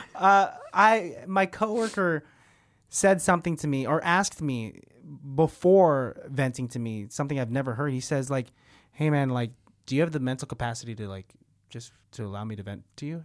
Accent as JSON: {"language": "English", "town": "Martinez", "region": "California", "country": "United States", "said": "I'm from Martinez"}